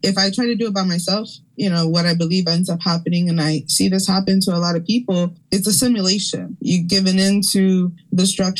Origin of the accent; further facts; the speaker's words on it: Camden, New Jersey, United States; born there; also born or lived in Philadelphia, United States / Orlando, United States; I was born in Camden. I've lived my life mostly between here in Philly, Lenape Hawking area, or down in Florida, in Orlando, and like a mostly Boricua and diaspora community. And now I'm raising my children here in Philly.